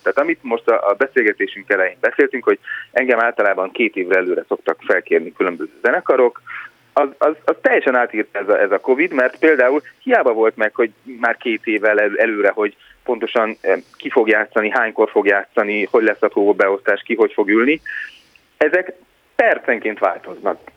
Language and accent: Hungarian; Hungary; moved away